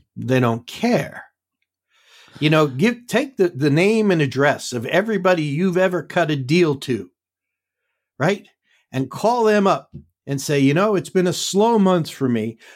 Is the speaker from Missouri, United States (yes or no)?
no; New York City, New York, United States; moved away; I grew up in the Bronx.